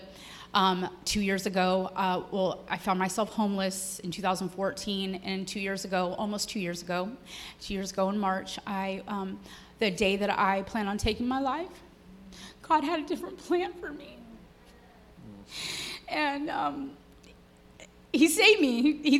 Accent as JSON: {"language": "English", "town": "Marysville", "region": "California", "country": "United States", "said": "I'm from Marysville, Yuba City, California."}